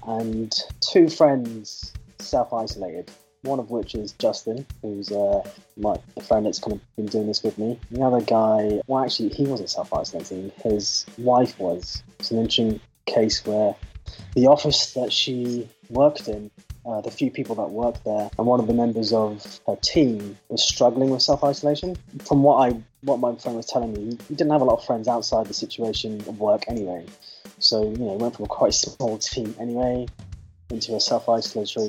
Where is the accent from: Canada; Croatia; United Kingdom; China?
United Kingdom; Southampton, South East England; moved away as an adult; also born or lived in Bournemouth; now in Newport, United Kingdom; I was actually born in South England in a city called Southampton.